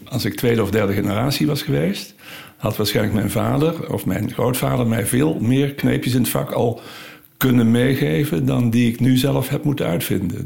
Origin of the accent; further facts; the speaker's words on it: Limburg, Netherlands; moved away as an adult; now in Utrecht, Netherlands; ik ben zeker als Limburger